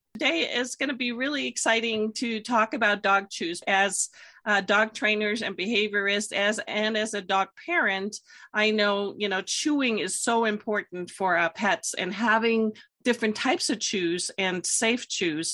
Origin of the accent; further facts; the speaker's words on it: Germany; moved away; I'm from Germany originally